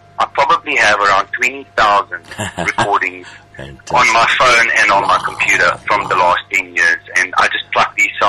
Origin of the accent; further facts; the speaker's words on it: Pretoria, Gauteng, South Africa; I started out as a busking musician in my hometown of Pretoria and Gauteng.